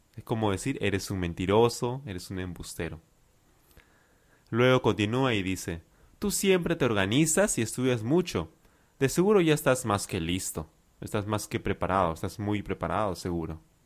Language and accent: Spanish; Lima, Peru; I am from Lima, Peru.